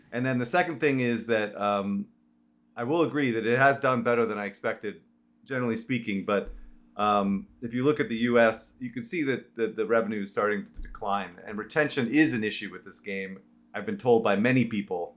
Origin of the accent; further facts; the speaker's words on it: San Francisco, California, United States; I am born and raised in San Francisco